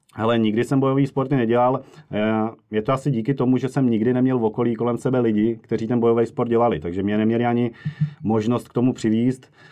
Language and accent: Czech; Moravia, Czechia; moved away as an adult; now in Prague, Czechia; já jsem původem z Moravy a v Praze žiju nějakých 13 let